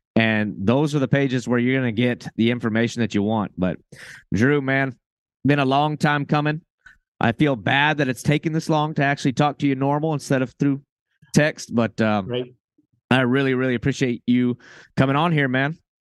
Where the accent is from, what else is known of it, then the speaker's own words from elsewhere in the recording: Florida, United States; I'm from Florida.